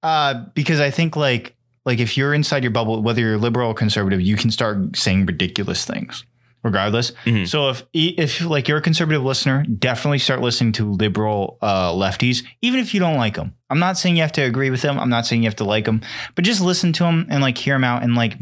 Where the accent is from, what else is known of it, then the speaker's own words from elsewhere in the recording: United States; I'm American.